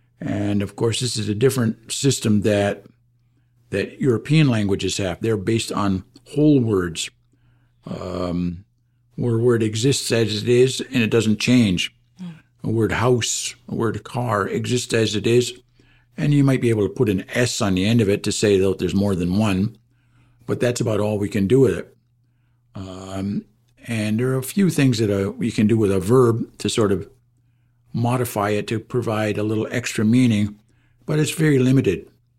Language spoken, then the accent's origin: English; Oswegen, Ontario, Canada; I'm from Oswegan.